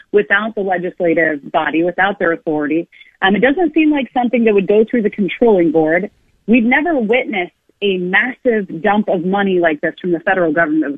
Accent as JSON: {"language": "English", "country": "United States", "said": "as an American"}